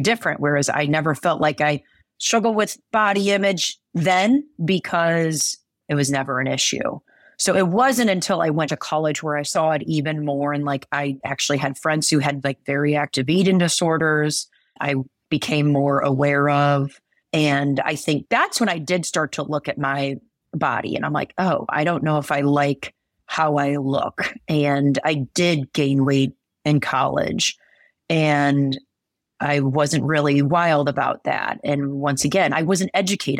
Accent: Midwest, United States; I'm from the Midwest

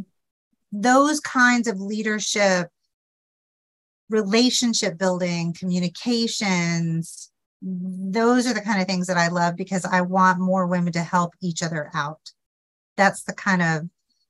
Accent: Memphis, Tennessee, United States; I'm from the South, as you know, I'm from Memphis, just up the road a piece from you.

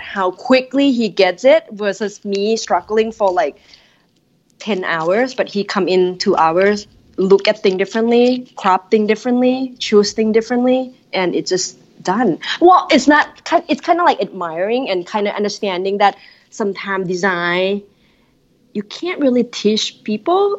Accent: Thailand; moved away as an adult; now in Minneapolis, United States; growing up in Thailand

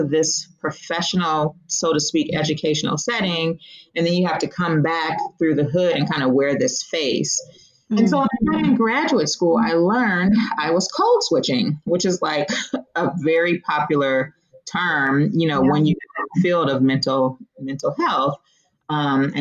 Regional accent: Oakland, California, United States; I grew up in the Bay Area. For those of you who might be familiar with California, I'm from East Oakland

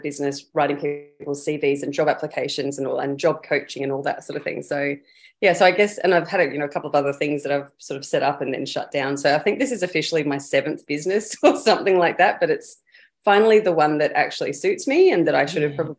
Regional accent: Darwin, Northern Territory, Australia; moved away as an adult; now in Queensland, Australia; I grew up in Darwin in the Northern Territory for quite a bit of time

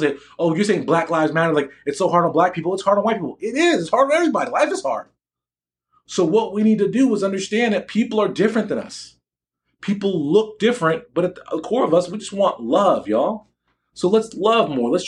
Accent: United States; I'm black American. I'm not African American

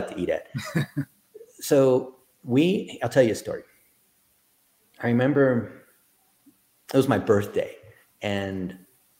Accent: Dayton, Ohio, United States; I was born in Dayton, Ohio.

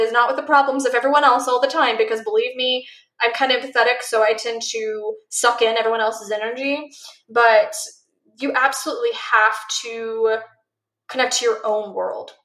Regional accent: Missouri, United States; now in Arizona, United States; I grew up in Missouri and I'm now in Arizona

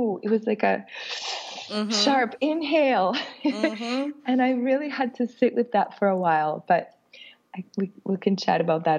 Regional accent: Canada; moved away as an adult; now in Dominican Republic; Rob and I have lived here for 6 years. We came here from Canada and we're wedding photographers here.

